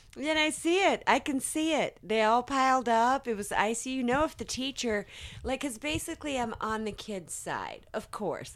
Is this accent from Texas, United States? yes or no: no; South Carolina, United States; I grew up in South Carolina